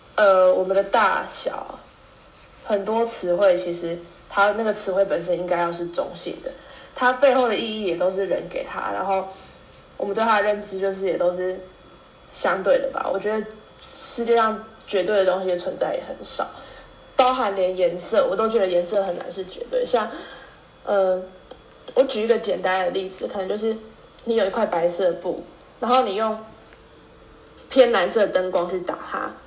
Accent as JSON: {"language": "Chinese", "region": "Tainan", "country": "Taiwan", "moved": "as an adult", "lives_now": "Taipei, Taiwan", "said": "身为台南人，就是被飘到台北读书的这段时间"}